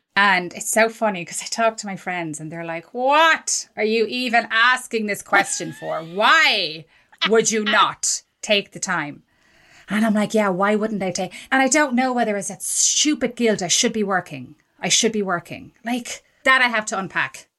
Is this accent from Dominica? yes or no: no; Ireland; I'm Irish